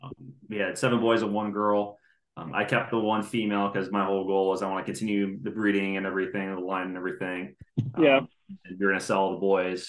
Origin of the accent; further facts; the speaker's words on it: Stuart, Iowa, United States; also born or lived in Atlantic, Iowa / Adel, Iowa; I'm born and raised. Good old-fashioned Iowa boy